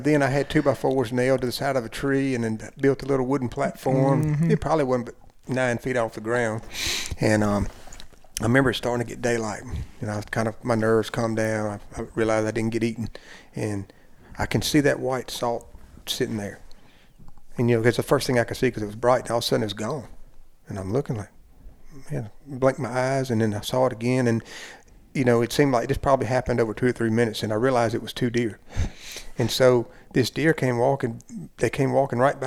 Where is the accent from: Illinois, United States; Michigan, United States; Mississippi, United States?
Mississippi, United States; Jasper County; I grew up hunting in Jasper County, Mississippi.